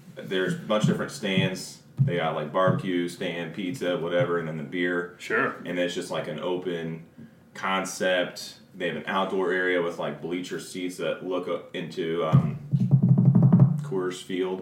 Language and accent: English; Springfield, Illinois, United States; I still actually currently live in Springfield